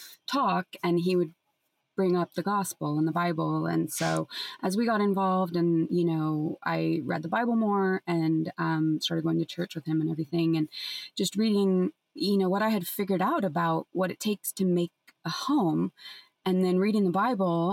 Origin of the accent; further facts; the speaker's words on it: San Francisco, California, United States; growing up in San Francisco in the 90s and the early aughts and teens